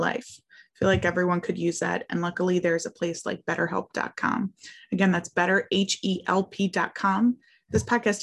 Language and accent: English; Philadelphia, Pennsylvania, United States; I'm from Philadelphia